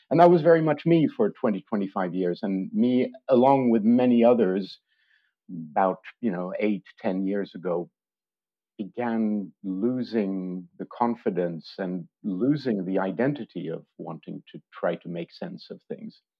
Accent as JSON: {"language": "English", "country": "France", "tie": "born or raised there", "also_born_or_lived": "Switzerland / United Kingdom", "moved": "yes", "lives_now": "Stockholm, Sweden", "said": "I've lived in Stockholm for 30 years. I grew up in France and Switzerland and studied in the UK."}